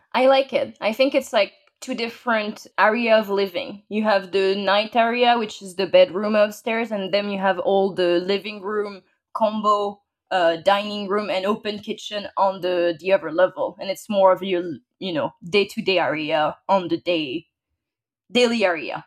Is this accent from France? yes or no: yes; France; English is a second language; moved away as an adult; now in United States; I was born and raised in France. Uh, I moved to the U S three years ago